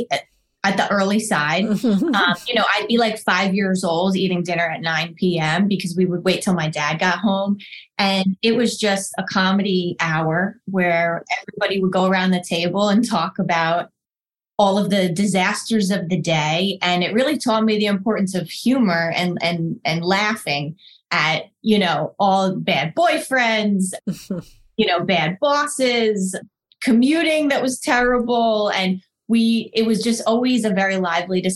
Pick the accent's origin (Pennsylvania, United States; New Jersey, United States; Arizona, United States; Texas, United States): New Jersey, United States; Northern; I grew up in Northern New Jersey, the youngest of 4 kids